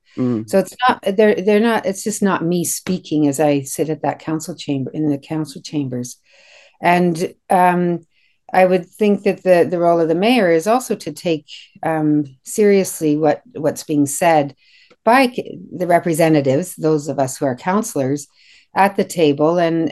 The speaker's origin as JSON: {"language": "English", "town": "Kitchener", "region": "Ontario", "country": "Canada", "tie": "born or raised there", "said": "So I was raised in Kitchener, went to primary, secondary, high school, and I'm here today. So I'm quite familiar with the area. I've lived there most of my life."}